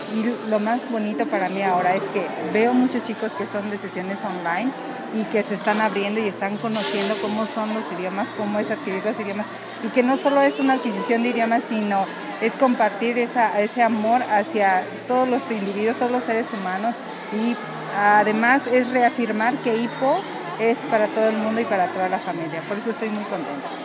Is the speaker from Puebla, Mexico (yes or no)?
yes; Puebla, Mexico; yo soy de Puebla